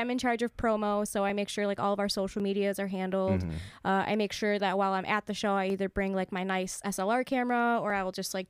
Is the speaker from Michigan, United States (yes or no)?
yes; Clarkston, Michigan, United States; now in Ferndale, United States; my good friend Bree, who I grew up with in my hometown of Clarkston